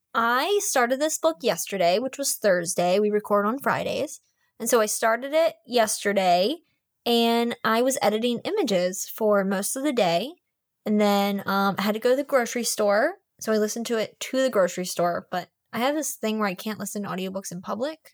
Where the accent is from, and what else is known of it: Maryland, United States